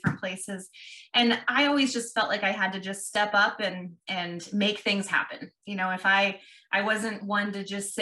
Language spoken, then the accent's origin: English; Ralston, Nebraska, United States; also born or lived in Omaha, Nebraska / Papillion, Nebraska; We live here in Papillion, grew up in Ralston, which is where Madison grew up also, and attended high school there